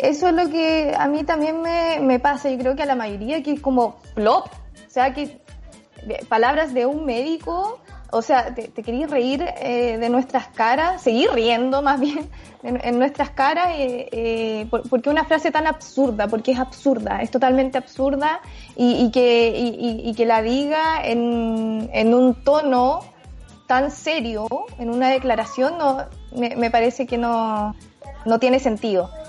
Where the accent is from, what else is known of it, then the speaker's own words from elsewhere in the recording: Chile; como chilenos